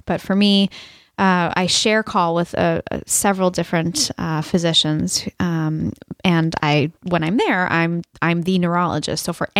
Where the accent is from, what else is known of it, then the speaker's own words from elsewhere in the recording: Boston, Massachusetts, United States; also born or lived in Ohio; I'm from Ohio, technically, but really Boston.